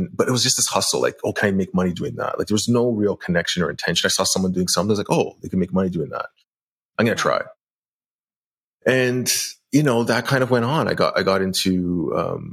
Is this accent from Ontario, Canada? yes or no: yes; just north of Toronto, Ontario, Canada; I was born in Toronto area, grew up in, you know, like a middle class, upper middle class area, just north of Toronto